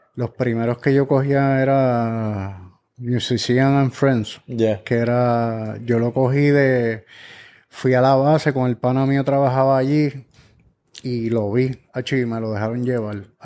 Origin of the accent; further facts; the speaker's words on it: Guaynabo, Puerto Rico; also born or lived in Orlando; llegué a los 12 años a Guaynao